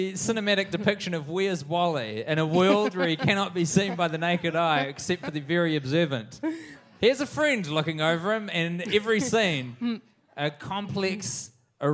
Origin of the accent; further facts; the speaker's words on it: New Zealand; Well, I'm from New Zealand.